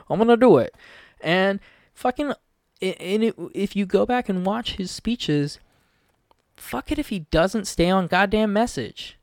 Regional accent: Olympic Peninsula, Washington, United States; I'm somebody from the Olympic Peninsula

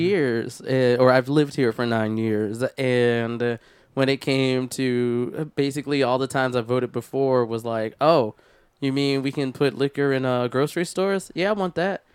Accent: Philadelphia, Pennsylvania, United States; moved away; I'm from Philadelphia originally, and every summer we would have block parties

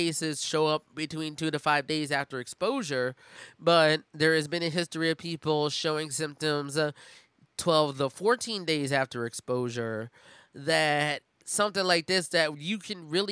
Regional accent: Philadelphia, Pennsylvania, United States; my hometown, Philadelphia

